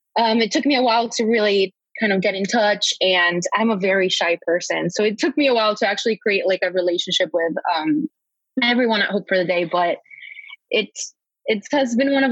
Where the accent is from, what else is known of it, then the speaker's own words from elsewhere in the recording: Mexico; moved away as an adult; now in Chicago, United States; I am from Mexico originally. I've been living in Chicago for about almost 4 years